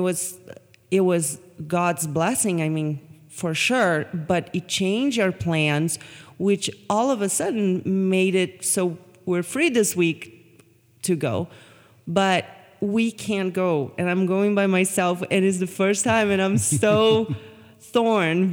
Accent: Brazil; now in United States

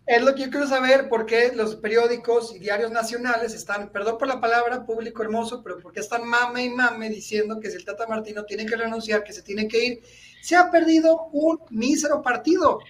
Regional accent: Mexico; soy mexicano

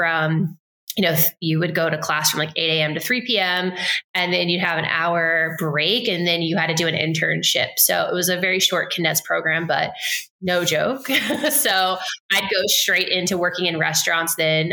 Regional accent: Lehigh Valley, eastern Pennsylvania, United States; I grew up in Pennsylvania on the eastern side of the state. So about an hour and a half north of Philadelphia, hour and a half west of New York City. So it's kind of a nice little literally a valley in the Lehigh

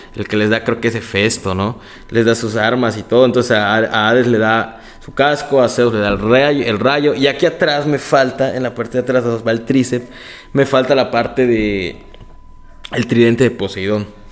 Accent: Mexico; desde México

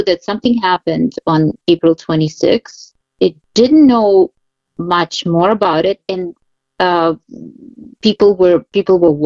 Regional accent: Kyiv, Ukraine; moved away as an adult; also born or lived in Moscow; now in New York, United States; I was born in Kiev.

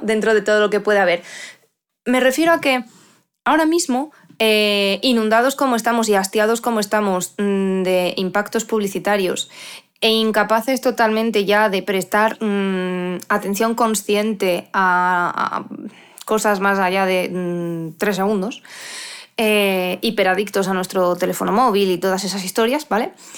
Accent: Asturias, Spain; now in León, Spain; yo soy asturiana, aunque vivo en León

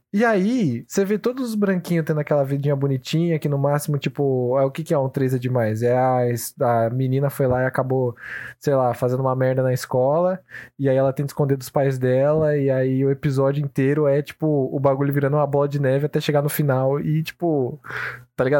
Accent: Brazil; a gente vivencia isso como brasileiros

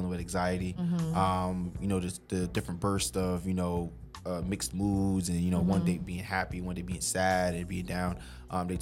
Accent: New York City, New York, United States; moved away as an adult; also born or lived in Delaware; now in Washington, D.C., United States; Born and raised in South Jamaica, Queens

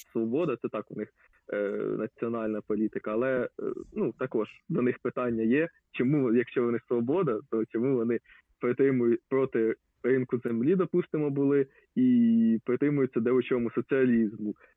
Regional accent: Lubny, Poltava Oblast, Ukraine; Я я з міста Лубни

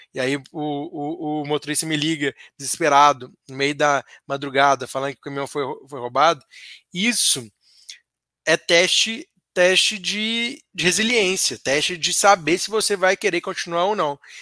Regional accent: Minas Gerais, Brazil; como bom mineiro

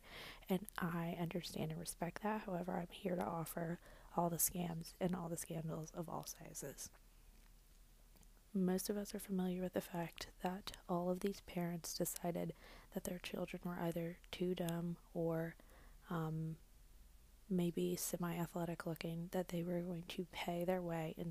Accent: Georgia, United States; now in New York City, United States; I'm from Georgia originally, go dogs. I live in New York City now, and I have for a few years.

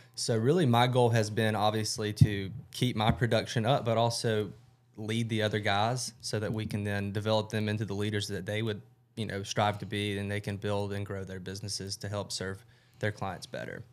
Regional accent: Rome, Georgia, United States; also born or lived in Athens, Georgia; born and raised in Rome, Georgia

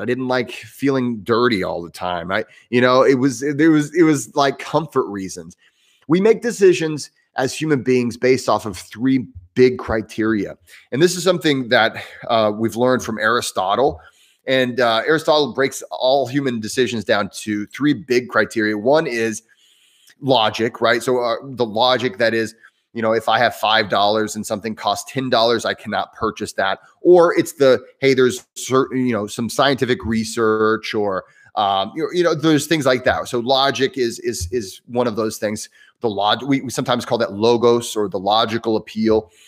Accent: Southern Indiana, United States; accent: Midwestern, somewhat southern; also born or lived in New York City; I'm in the southern part of Indiana, which is why I sound somewhat southern. uh, my, I have that Midwestern accent. Um, and, but, you know, if, if you're from Indiana, you might be from Northern, Northern Indiana. I'm from Southern Indiana

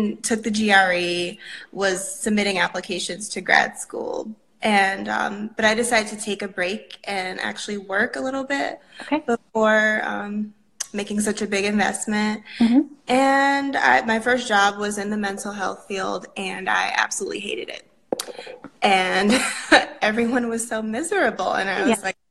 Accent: New Haven, Connecticut, United States; I'm from New Haven, Connecticut

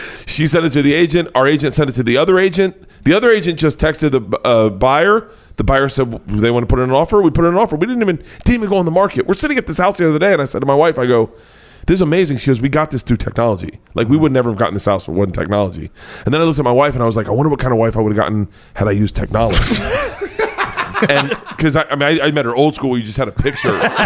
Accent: Florida, United States; moved away as an adult; now in Los Angeles, United States; growing up in Florida

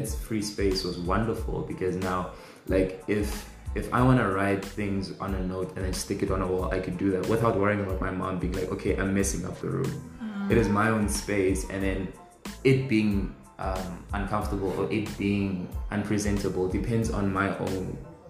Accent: North West, South Africa; Born and raised in the Northwest

